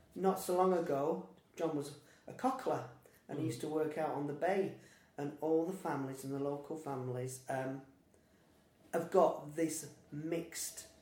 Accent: Lancaster, North West England, United Kingdom; also born or lived in Morecambe; I'm local, so I've lived in Lancaster, I've lived in Morecambe, I was born in Lancaster

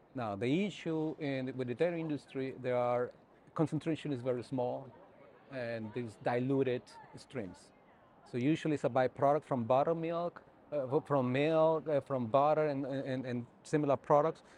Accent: northern Mexico, Mexico; moved away as an adult; also born or lived in Alberta, Canada / Ohio / South Dakota; now in New Mexico, United States; I born and grew up in north part of Mexico, just right at the border between Mexico and Texas

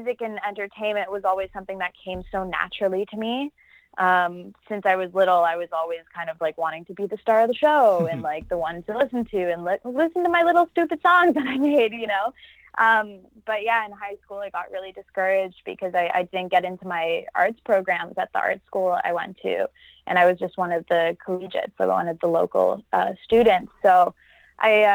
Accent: Toronto, Ontario, Canada; growing up in Toronto, I was lucky enough to live in a suburb out of the main downtown core

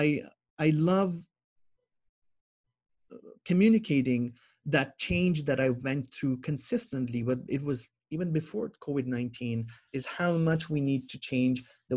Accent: Jammu and Kashmir, India; also born or lived in Middle East / Bahrain; now in Toronto, Canada; those years growing up in Kashmir

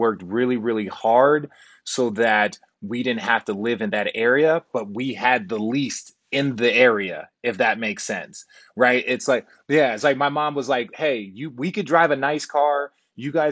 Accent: Glendale, Arizona, United States; also born or lived in Los Angeles, California; I grew up in Phoenix, Arizona, on the west side of Glendale.

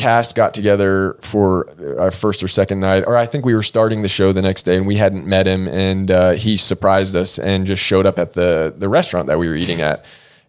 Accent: Atlanta, Georgia, United States; Because I had been to the city growing up in Atlanta, but I didn't, we didn't often go into the city.

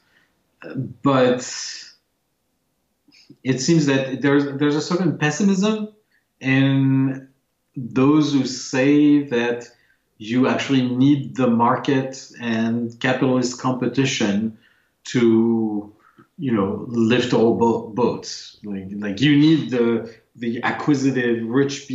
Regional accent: France; moved away; I grew up in France

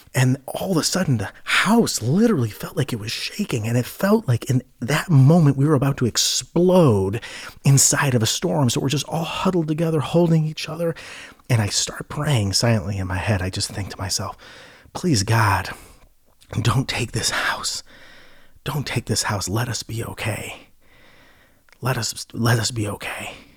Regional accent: Ohio, United States; I grew up in Ohio

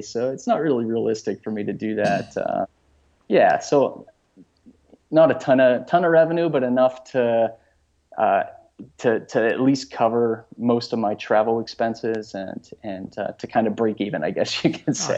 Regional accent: Pittsburgh, Pennsylvania, United States; born and raised in Pittsburgh, uh, huge Pittsburgh sports fan

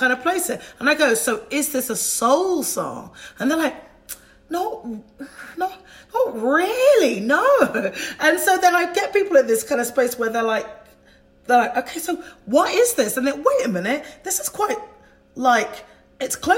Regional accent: United Kingdom; I am British

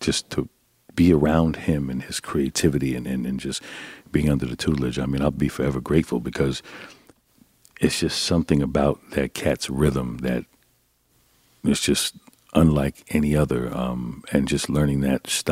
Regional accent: Mount Vernon, New York, United States; I'm from Mount Vernon

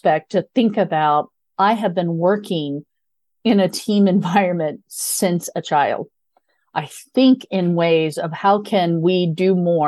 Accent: Midwest, United States; I grew up in a very small rural Midwestern area.

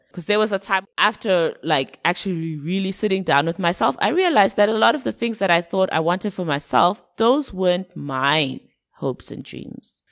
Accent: Zimbabwe; moved away; also born or lived in United Kingdom; when I was growing up in Zim, I listened to a lot of UK music.

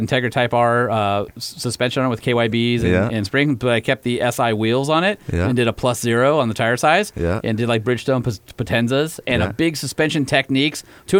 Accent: Huntington Beach, California, United States; where I grew up in Huntington Beach

